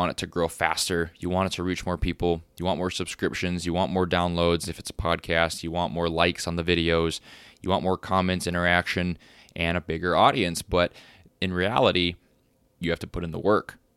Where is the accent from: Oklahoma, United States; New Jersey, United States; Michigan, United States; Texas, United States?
Texas, United States; moved away; And since I moved to North Dakota from Texas and um, been living on a farm